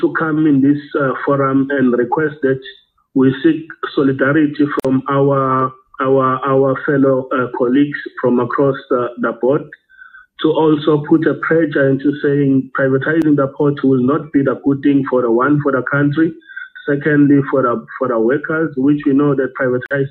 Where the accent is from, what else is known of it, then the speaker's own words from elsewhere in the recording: Durban, KwaZulu-Natal, South Africa; I am from South Africa, Durban.